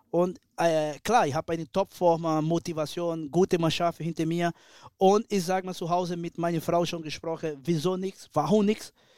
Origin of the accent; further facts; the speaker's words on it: Brazil; German is a second language; moved away as an adult; ich bin ein Brasilianer, ich habe mein Blut ist Latino